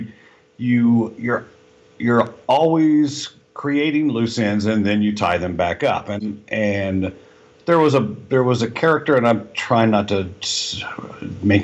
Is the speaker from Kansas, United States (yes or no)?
yes; Kansas, United States; moved away as an adult; also born or lived in Jeddah, Saudi Arabia; I was raised in Kansas